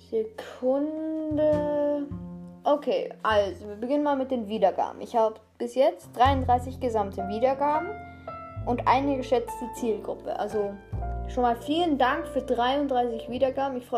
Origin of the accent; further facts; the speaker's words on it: Austria; Grüße gehen raus an alle Österreicher. Ich bin Österreicher, deshalb sage ich das.